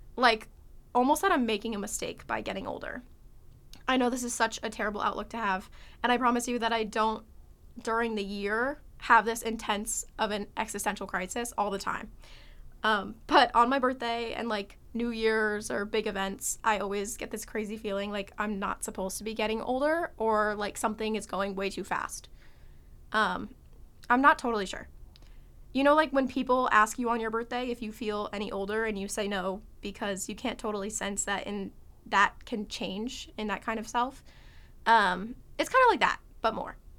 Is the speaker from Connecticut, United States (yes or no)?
yes; Connecticut, United States; I'm from Connecticut